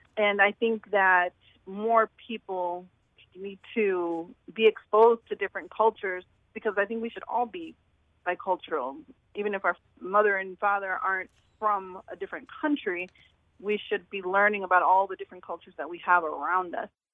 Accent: St. Louis, Missouri, United States; I grew up here in Saint Louis.

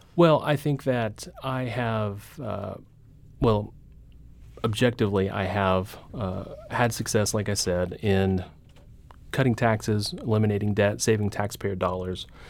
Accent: Carthage, Missouri, United States; my hometown of Carthage

